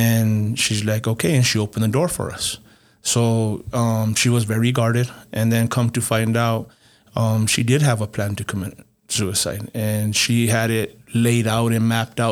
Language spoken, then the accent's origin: English; Las Vegas, New Mexico, United States; I grew up in Las Vegas, New Mexico